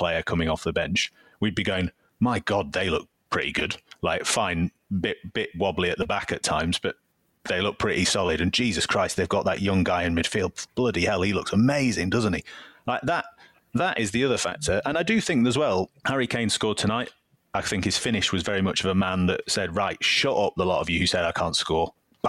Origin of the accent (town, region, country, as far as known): England, United Kingdom